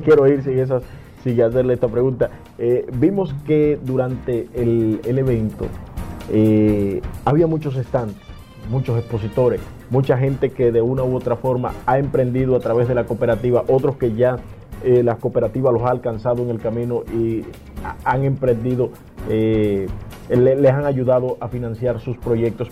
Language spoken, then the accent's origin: Spanish; Dominican Republic; yo soy dominicano